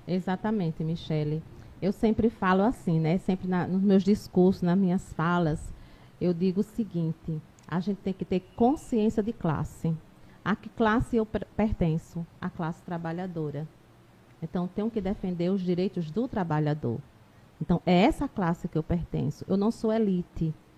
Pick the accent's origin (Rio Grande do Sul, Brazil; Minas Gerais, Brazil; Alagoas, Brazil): Alagoas, Brazil; Taquarana; now in Arapiraca, Brazil; eu não sou de Arapiraca, sou de uma outra, outra cidade aqui próxima, Taquarana, nasci lá, depois eu vim morar aqui